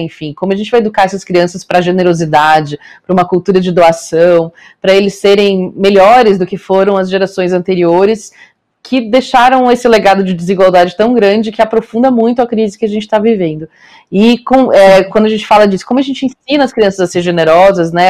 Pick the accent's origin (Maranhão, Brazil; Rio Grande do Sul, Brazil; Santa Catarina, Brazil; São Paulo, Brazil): Santa Catarina, Brazil; Rio do Sul; moved away; eu venho de uma cidade pequena do interior de Santa Catarina